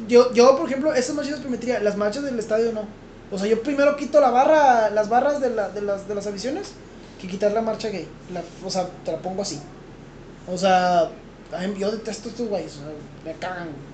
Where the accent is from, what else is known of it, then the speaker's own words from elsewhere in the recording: Mexico; Yo soy mexicano